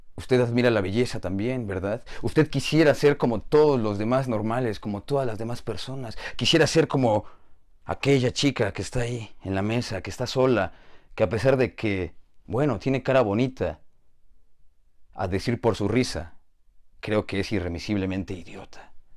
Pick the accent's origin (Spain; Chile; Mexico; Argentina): Mexico; Soy de México